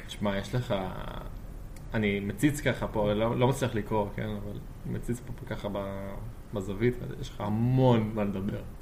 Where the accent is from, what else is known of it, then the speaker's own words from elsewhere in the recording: Jerusalem, Jerusalem District, Israel; now in Tel Aviv, Israel; במקור מירושלים